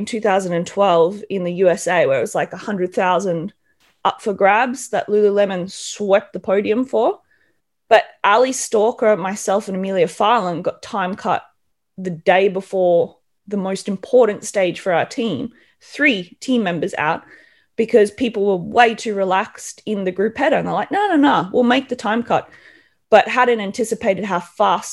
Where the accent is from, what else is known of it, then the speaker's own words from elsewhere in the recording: Australia; moved away as an adult; now in Europe; being an Australian